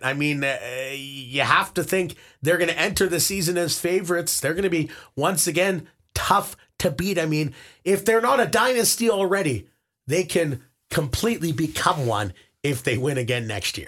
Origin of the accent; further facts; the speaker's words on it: Winnipeg, Manitoba, Canada; moved away as an adult; also born or lived in Toronto; I growing up in Winnipeg, had a couple of brothers